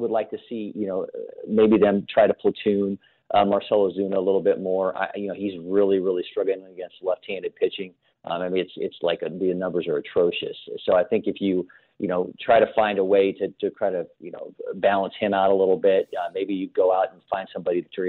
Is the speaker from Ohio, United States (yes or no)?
yes; Ohio, United States; now in Atlanta, United States; growing up in Ohio